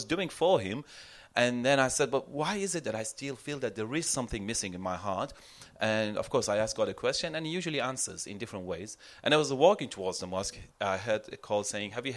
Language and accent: English; Iran; now in Yalova, Turkey; I was born and raised in Iran into a Muslim family